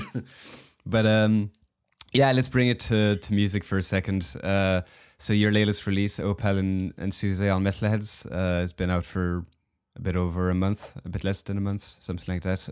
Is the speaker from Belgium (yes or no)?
yes; Belgium; moved away as an adult; also born or lived in Hong Kong; we moved with my wife from Belgium where I'm from